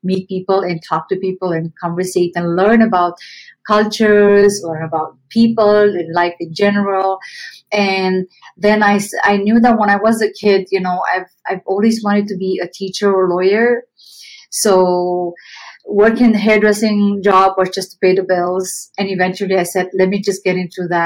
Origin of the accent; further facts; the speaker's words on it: Romania; English is a second language; moved away as an adult; now in Canada; I came to Canada from Romania when I was 19, and I came here with barely any English. I'm still learning English 28 years later.